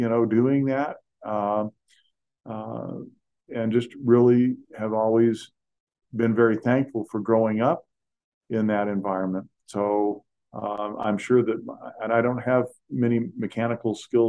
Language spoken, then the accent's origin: English; California, United States; I grew up in California